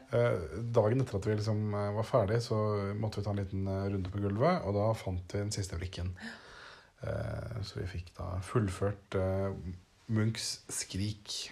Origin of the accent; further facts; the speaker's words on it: Norway; moved away; hjemme i Norge